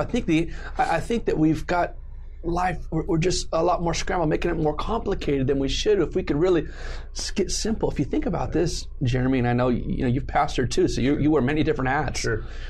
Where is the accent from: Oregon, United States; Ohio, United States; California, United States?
California, United States; southern Riverside County; born or raised there; also born or lived in San Juan Capistrano, Orange County, California